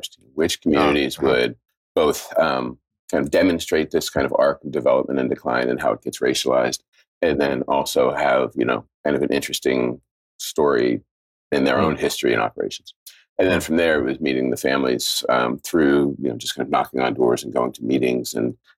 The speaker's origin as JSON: {"language": "English", "town": "Penn Hills", "region": "Pennsylvania", "country": "United States", "tie": "born or raised there", "also_born_or_lived": "Philadelphia", "moved": "yes", "said": "It's like an aging suburb right on the eastern edge of Pittsburgh called Penn Hills"}